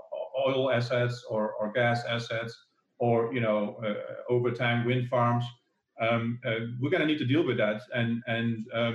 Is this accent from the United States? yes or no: no; Netherlands; the Netherlands, actually, my home country